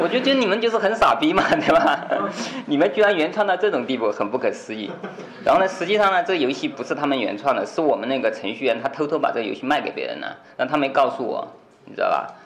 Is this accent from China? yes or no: yes; China; 我们中国人